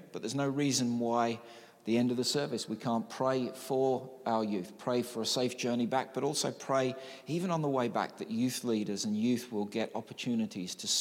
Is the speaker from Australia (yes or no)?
no; Newfoundland and Labrador, Canada; when I grew up in Newfoundland and Labrador